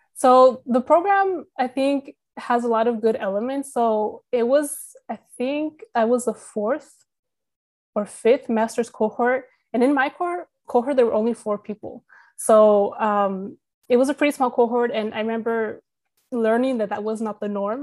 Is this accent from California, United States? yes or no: yes; California, United States; moved away as an adult; also born or lived in Texas; now in San Jose, United States; we're both from California